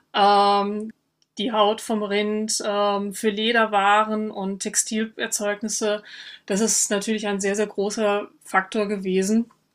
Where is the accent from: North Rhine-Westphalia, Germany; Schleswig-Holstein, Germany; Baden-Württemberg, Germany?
North Rhine-Westphalia, Germany; moved away as an adult; also born or lived in Vienna, Austria; an meinem äh, Dialekt hören, dass ich keine Österreicherin bin, auch keine Wienerin, sondern ich komme aus Nordrhein-Westfalen